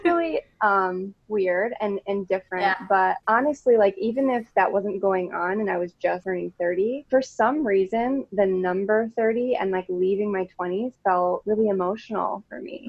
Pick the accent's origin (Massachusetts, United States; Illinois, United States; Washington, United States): Illinois, United States; Rockford; also born or lived in Arizona / Colorado; I am from Rockford, Illinois. So it's just like 90 miles outside of Chicago. And I was born and raised here.